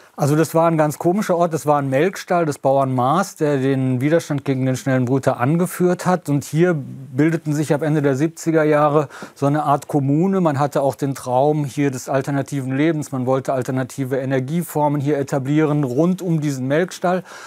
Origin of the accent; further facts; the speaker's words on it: Lower Rhine village, North Rhine-Westphalia, Germany; moved away; ich bin hier zu Hause, ich kann eigentlich nirgends sonst auf der Welt ein derart vertrautes Gefühl herstellen wie hier in diesem niederrheinischen Dorf